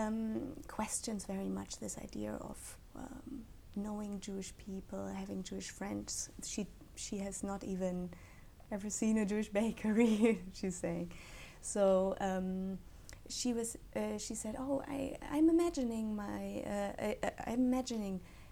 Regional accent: Fröndenberg, North Rhine-Westphalia, Germany; English is a second language; moved away as an adult; now in Cambridge, United Kingdom; I'm from Germany. I'm coming from the Ruhr area, which is very much a working class zone in Germany

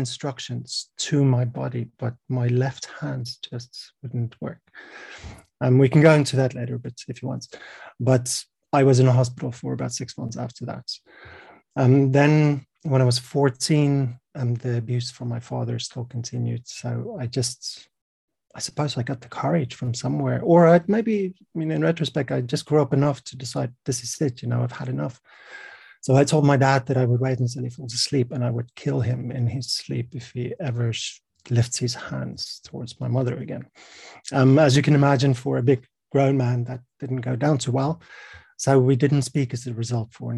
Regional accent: South Africa; I'm from South Africa. I was born in 1980

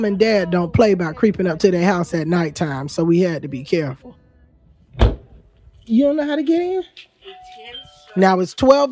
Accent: Eatonville, Florida, United States; I grew up in Eatonville, and my mom grew up in Eatonville.

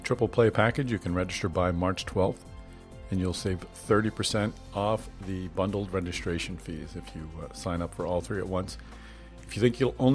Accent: Boston, Massachusetts, United States; now in Newburyport, United States; I'm a Boston guy and live up in Newburyport

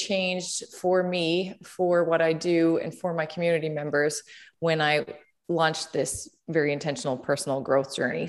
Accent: Conception Bay South, Newfoundland and Labrador, Canada; now in St. John's, Canada; I'm from Conception Bay South, which is about 20 minutes outside of St. John's. That's where I grew up.

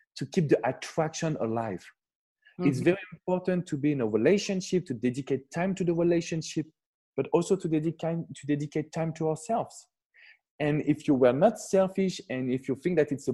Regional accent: France; I'm coming from France

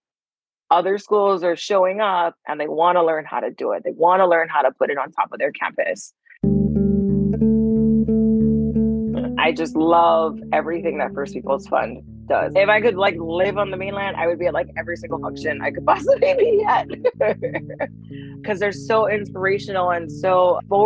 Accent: Oahu, Hawaii, United States; I'm from Oahu. Currently, I live in He'i'i on Oahu.

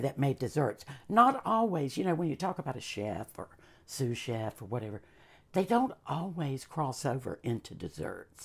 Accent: Charlotte, North Carolina, United States; also born or lived in Caribbean / Canada; I was raised in Charlotte, we were a little bit more urban

